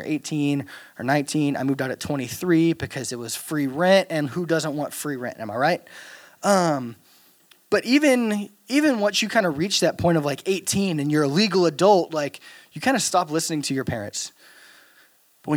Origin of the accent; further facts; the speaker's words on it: Louisiana, United States; moved away; I'm from Louisiana